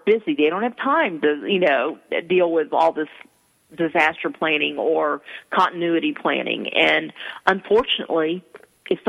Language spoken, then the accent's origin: English; East Texas, United States; I'm from East Texas and my T's sound like D's